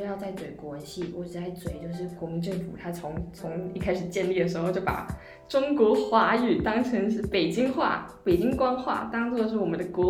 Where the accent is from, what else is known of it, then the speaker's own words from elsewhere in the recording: Chiayi, Taiwan; 我是嘉义人。然后我就是具备，我会讲华语，然后我也会讲台语